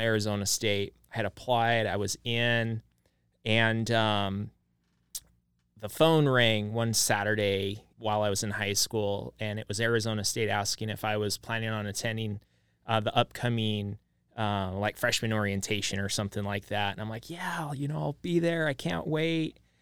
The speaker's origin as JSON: {"language": "English", "town": "Idaho Falls", "region": "Idaho", "country": "United States", "tie": "born or raised there", "lives_now": "Boise, United States", "said": "I grew up in Idaho Falls"}